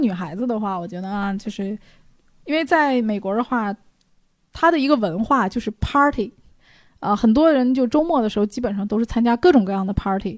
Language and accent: Chinese; China; 我们中国人是比较含蓄的